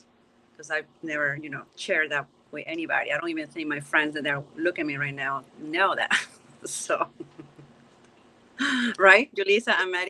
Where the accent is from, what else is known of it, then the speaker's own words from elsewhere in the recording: Caracas, Capital District, Venezuela; first language Spanish; English is a second language; moved away; not even one drop of Irish in my blood. I am from Caracas, Venezuela